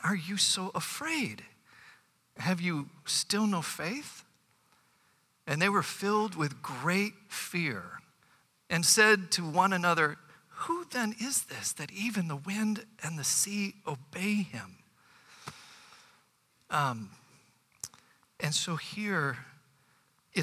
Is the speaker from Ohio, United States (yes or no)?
yes; Bay Village, Ohio, United States; growing up in Bay Village